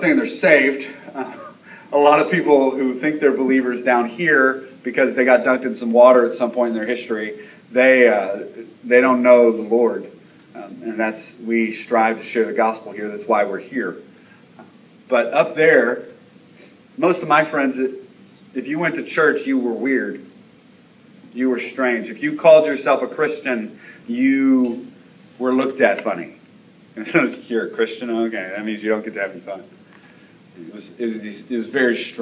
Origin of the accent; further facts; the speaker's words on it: Baltimore, Maryland, United States; moved away; my hometown, Baltimore